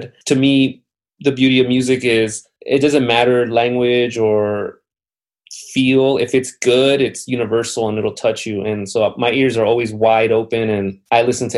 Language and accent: English; Rialto, California, United States; also born or lived in Los Angeles; I was born in Los Angeles, but I grew up in the Inland Empire. I grew up in San Bernardino County in Rialto, California.